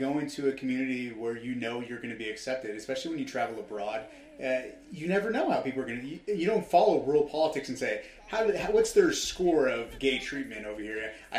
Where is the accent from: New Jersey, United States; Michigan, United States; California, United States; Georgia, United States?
California, United States; Los Angeles; West Hollywood's